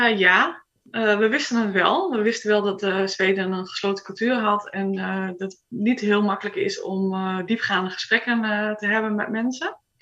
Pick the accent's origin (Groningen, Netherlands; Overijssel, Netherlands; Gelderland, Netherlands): Groningen, Netherlands; moved away as an adult; now in Sweden; ik ben geboren in Groningen. Daar heb ik ook op school gezeten.